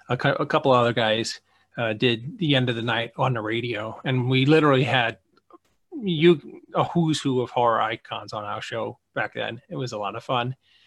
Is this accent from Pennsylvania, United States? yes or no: no; New York City, New York, United States; We walk around my hometown.